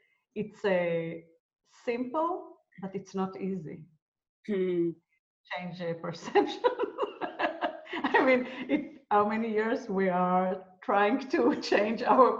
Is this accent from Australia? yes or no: no; Israel; I'm from Israel.